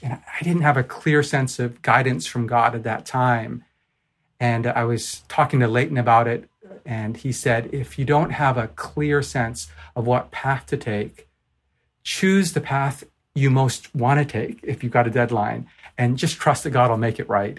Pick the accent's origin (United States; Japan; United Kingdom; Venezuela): Japan; moved away; also born or lived in Vancouver; I'm from Japan originally